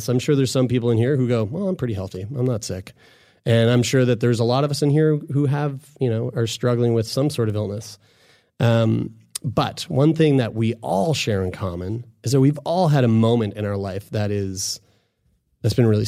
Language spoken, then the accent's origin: English; Sackville, Nova Scotia, Canada; I'm from Sackville.